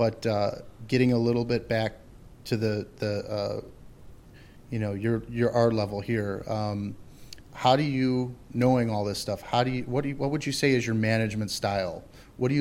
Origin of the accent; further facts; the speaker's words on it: Chicago, Illinois, United States; as a Chicagoan